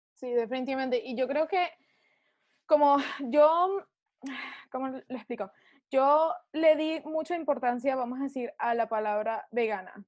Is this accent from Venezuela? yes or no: yes; Venezuela; now in United States; yo soy venezolana